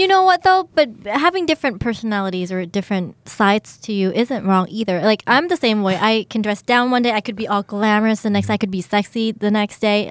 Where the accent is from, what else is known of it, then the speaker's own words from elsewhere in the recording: United States; moved away; also born or lived in Thailand; I grew up in the States. Um, I, I, I lived there for 10 years.